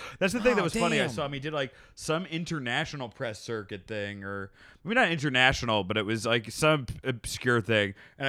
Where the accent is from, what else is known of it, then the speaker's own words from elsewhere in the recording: Canada; This is my home country. Canadians always root for Canadians, like whether it's Sami Zayn or Kevin Owens.